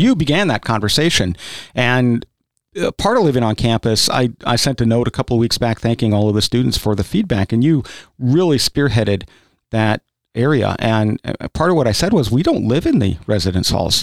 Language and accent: English; South Dakota, United States; now in Kentucky, United States; I grew up in South Dakota, which is actually more rural, than, than is Kentucky.